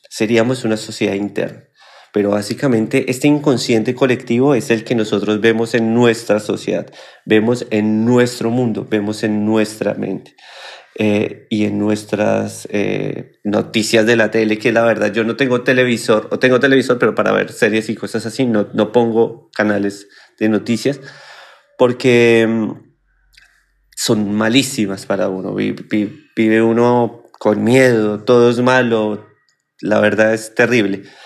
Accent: Colombia; moved away as an adult; now in Argentina; cuando yo vivía en mi país Colombia

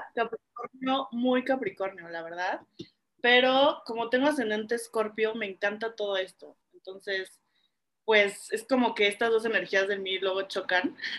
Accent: Cuernavaca, Morelos, Mexico; yo crecí en Cuernavaca

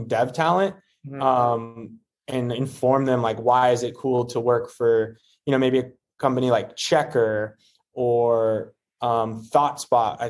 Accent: Houston, Texas, United States; moved away as an adult; also born or lived in Memphis, Tennessee / Silicon Valley; now in Houston, United States; I grew up in Houston, Texas

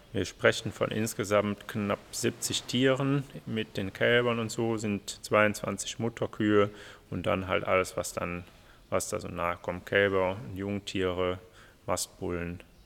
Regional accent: Mönchengladbach, North Rhine-Westphalia, Germany; aufgrund der Nähe zu meiner Heimat Giesenkirchen habe ich das dann hier auch gemacht

